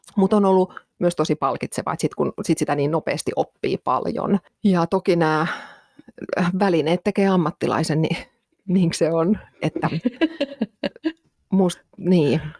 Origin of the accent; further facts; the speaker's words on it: Finland; moved away as an adult; mä oon muuttanut Suomesta pois